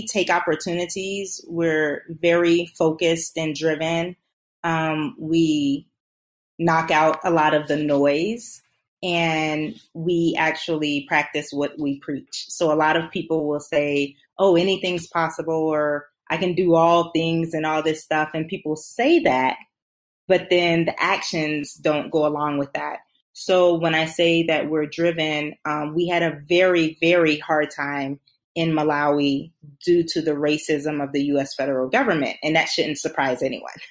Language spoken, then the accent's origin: English; South Carolina, United States; also born or lived in Germany / Netherlands; So um, I am from South Carolina. I'm a military brat, so I did have some time growing up a bit in um, Germany and the Netherlands as a child.